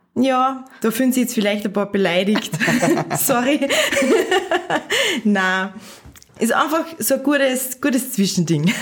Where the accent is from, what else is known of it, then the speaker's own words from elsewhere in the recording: Pinzgau, Salzburg, Austria; moved away as an adult; now in Salzburg, Austria; Ich bin aus dem Pinzgau, mhm. aus einem recht kleinen Ort mhm. und bin vor circa sechs Jahren nach Salzburg gekommen